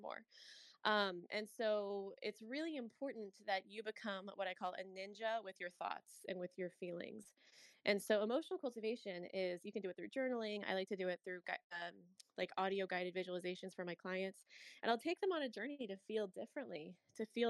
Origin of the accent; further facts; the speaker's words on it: St. Louis, Missouri, United States; I'm a Midwest girl, I'm from St. Louis